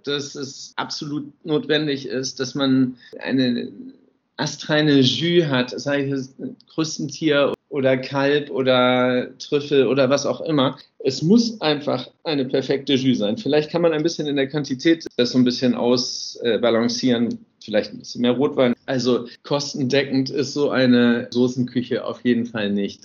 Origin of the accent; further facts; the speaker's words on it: Hamburg, Germany; moved away as an adult; now in Normandy, France; Meine Heimat ist Hamburg, da komme ich ja gebürtigerweise her